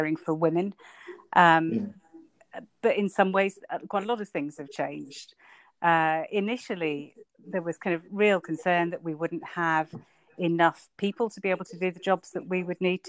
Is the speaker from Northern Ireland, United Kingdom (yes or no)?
no; Northampton, East Midlands, United Kingdom; moved away as an adult; also born or lived in London; now in Ilkley, United Kingdom; I grew up in Northampton